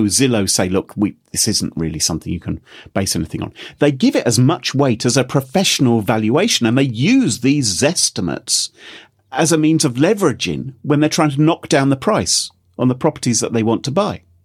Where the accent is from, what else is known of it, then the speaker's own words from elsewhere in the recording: United Kingdom; we're all British